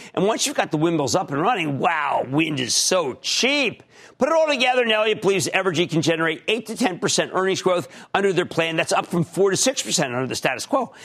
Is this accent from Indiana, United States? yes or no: no; Philadelphia, Pennsylvania, United States; I'm from Philadelphia